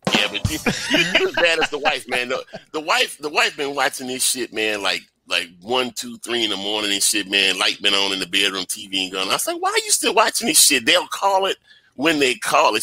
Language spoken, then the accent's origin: English; Baton Rouge, Louisiana, United States; I'm from Baton Rouge myself